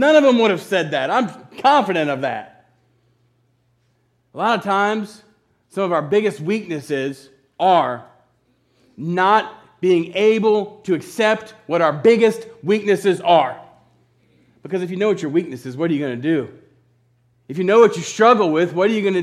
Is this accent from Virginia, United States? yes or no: no; Hartford, Kentucky, United States; we're from Hartford, the home of 2,000 happy people and a few sore heads.